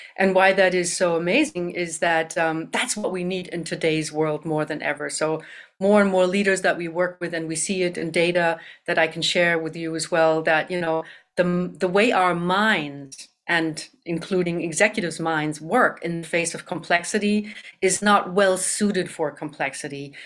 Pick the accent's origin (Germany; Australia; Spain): Germany; moved away as an adult; also born or lived in Canada; now in Madison, United States; I was born in Canada and raised in Germany